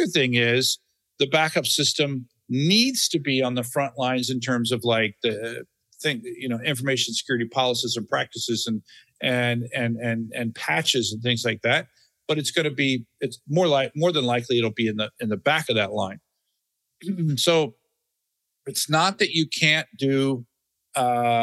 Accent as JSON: {"language": "English", "region": "Florida", "country": "United States", "tie": "born or raised there", "said": "I grew up in Florida"}